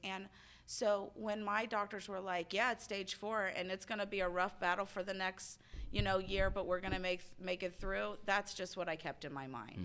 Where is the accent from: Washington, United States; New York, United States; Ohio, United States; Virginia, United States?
Ohio, United States; Cincinnati; I am from Cincinnati, Ohio